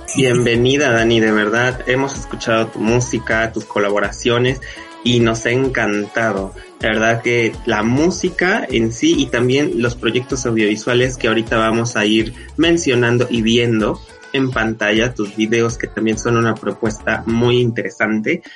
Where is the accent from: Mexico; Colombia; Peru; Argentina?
Mexico; yo soy de México